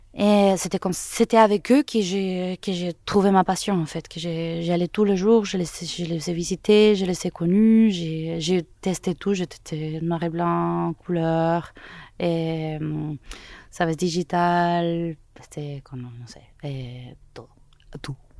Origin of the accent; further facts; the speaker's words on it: Caracas, Capital District, Venezuela; French is a second language; moved away as an adult; also born or lived in Toulouse, France; je suis né au Venezuela, à Caracas. Là, j'ai étudié les arts libéraux à l'université métropolitaine pendant trois ans